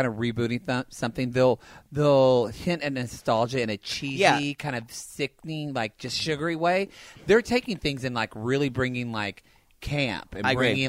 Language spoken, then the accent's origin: English; the Bible Belt, United States; growing up in the Bible Belt